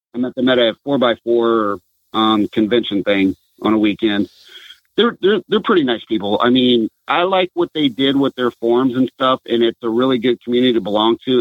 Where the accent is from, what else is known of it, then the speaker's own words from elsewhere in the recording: Southern California, United States; moved away as an adult; now in Washington, United States; I'm originally from Southern California.